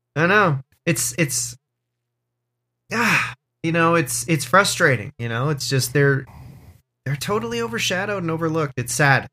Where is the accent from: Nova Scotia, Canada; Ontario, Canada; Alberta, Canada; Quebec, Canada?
Ontario, Canada; Orangeville; growing up in Orangeville, Ontario